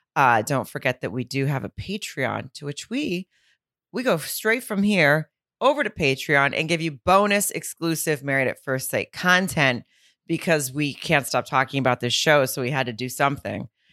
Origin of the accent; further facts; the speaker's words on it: Fayetteville, Arkansas, United States; right outside of my hometown of Fayetteville